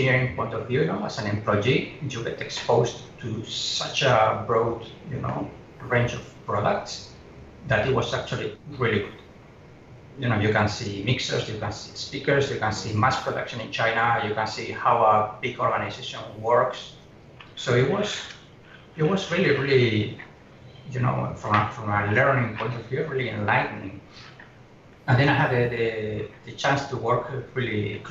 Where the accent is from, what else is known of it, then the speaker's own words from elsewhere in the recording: Oviedo, Asturias, Spain; moved away as an adult; also born or lived in Germany / England; now in Hong Kong; it's a small city in the north called Oviedo. You know, like Atlantic side. It's not one of famous cities. Just a tiny, well, tiny for the, 200,000 people living there. And I had my whole life there